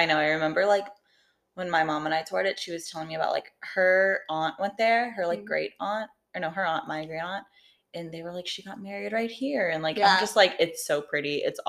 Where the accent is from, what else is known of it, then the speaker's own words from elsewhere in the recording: South Shore, Massachusetts, United States; I grew up in South Shore, Massachusetts